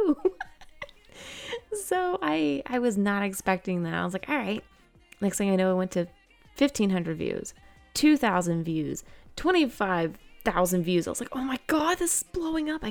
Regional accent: Georgia, United States; I am 29 years old and I am from Georgia.

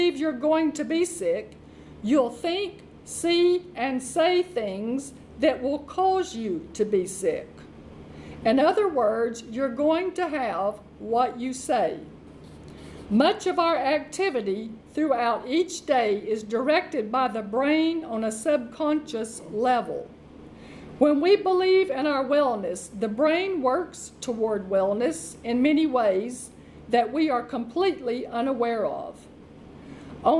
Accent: Arkansas, United States; Arkansas, which is my home state

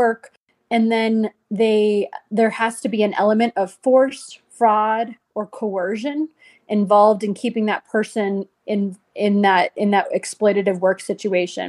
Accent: United States; I was born in the United States

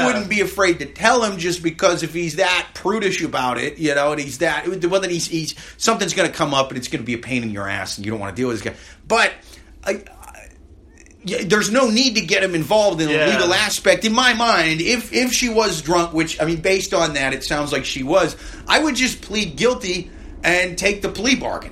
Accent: Midwest, United States; now in New York City, United States; I'm from the Midwest

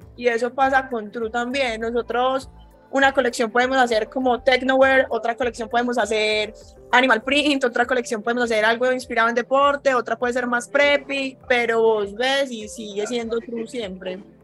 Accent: Medellín, Antioquia, Colombia; also born or lived in New York; Yo nací en Nueva York, pero toda la vida he vivido acá en Medellín.

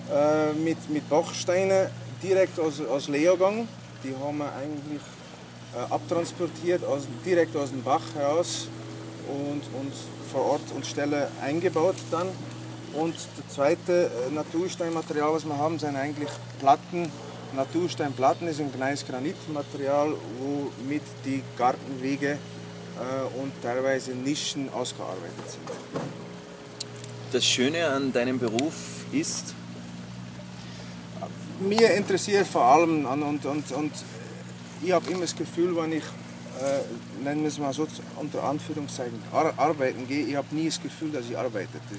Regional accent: Bruges, Flanders, Belgium; moved away as an adult; now in Bramberg, Austria; ich bin jetzt schon zwölf Jahre in äh, Österreich, in Oberpinskau, in Bramberg zu Hause. Gebürtig bin, komme ich aus Belgien, aus Brücke.

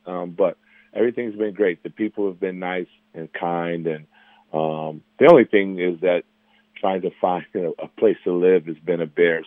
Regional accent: Chicago, Illinois, United States; I'm from Chicago

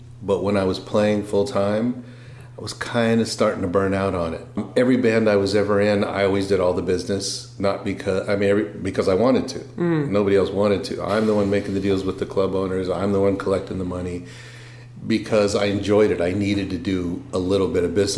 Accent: Los Angeles, California, United States; also born or lived in San Diego; I went to high school in L.A.

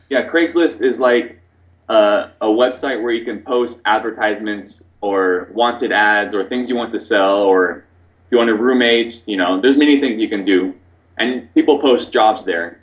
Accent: Oregon, United States; first language English; moved away as an adult; also born or lived in Korea; now in Taiwan; I'm from America originally. I'm from Oregon, which is on the west coast.

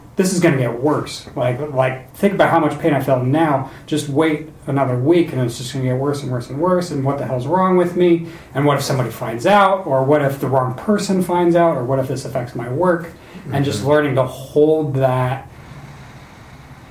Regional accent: North Idaho, United States; I'm from North Idaho

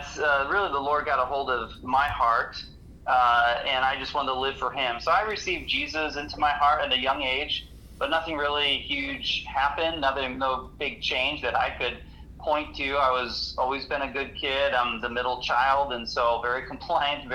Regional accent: Hinckley, Ohio, United States; I grew up in Hinkley, Ohio

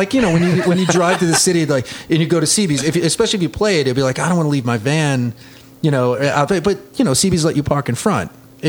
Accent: Long Island, New York, United States; moved away as an adult; I grew up in the Long Island hardcore scene.

